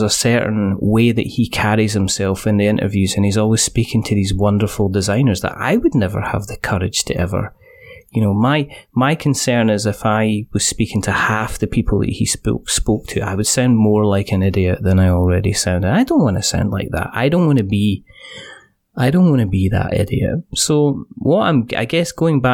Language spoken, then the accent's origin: English; Scotland, United Kingdom